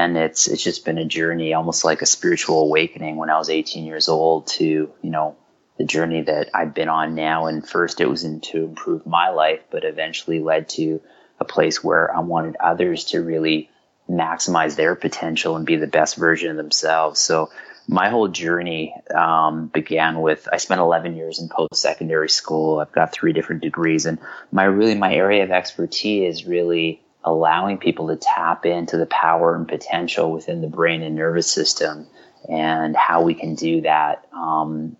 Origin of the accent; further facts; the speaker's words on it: Vancouver, British Columbia, Canada; also born or lived in Glasgow, Scotland; I was born in Glasgow. And, you know, and what happened was, you know, my father fell upon, you know, challenging, he got laid off, fell upon challenging times. You know, I was raised in the poorest community in Canada